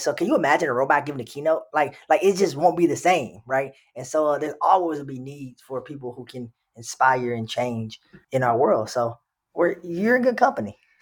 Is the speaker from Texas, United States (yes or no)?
yes; Texas, United States; moved away as an adult; now in Minnesota, United States; I'm from Texas.